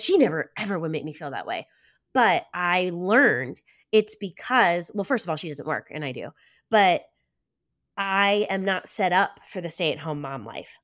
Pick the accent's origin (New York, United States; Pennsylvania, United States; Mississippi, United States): Pennsylvania, United States; Lancaster County; I grew up Mennonite in Lancaster County